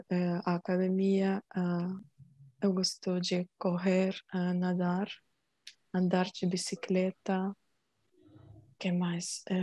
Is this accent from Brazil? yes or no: no; Ukraine; Portuguese is a second language; moved away as an adult; now in Germany; Um, sou da Ucrânia, agora moro na Alemanha há 10 anos, trabalho um, como uh, contadora. O que mais? estou aprendendo uh, português